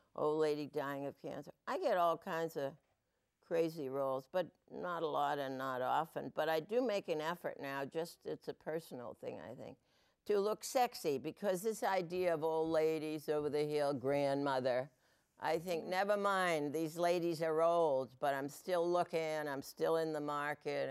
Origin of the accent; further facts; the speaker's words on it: New England, United States; I'm from New England